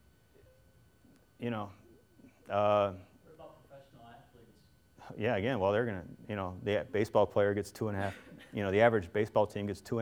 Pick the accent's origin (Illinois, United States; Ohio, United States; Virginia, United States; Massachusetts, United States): Ohio, United States; Cincinnati; I grew up in Cincinnati